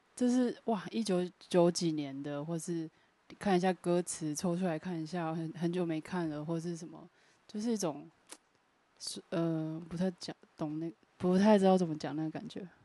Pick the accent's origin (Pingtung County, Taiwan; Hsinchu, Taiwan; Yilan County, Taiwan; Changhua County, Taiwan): Pingtung County, Taiwan; moved away; 我是念 屏东女中